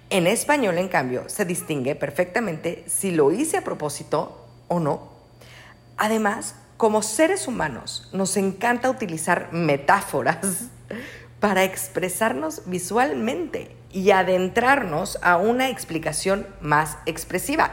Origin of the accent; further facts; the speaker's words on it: Mexico; Nosotros, como mexicanos orgullosos